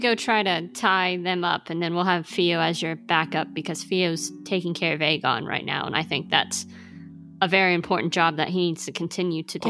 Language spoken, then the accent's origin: English; Midwest, United States; I'm from the Midwest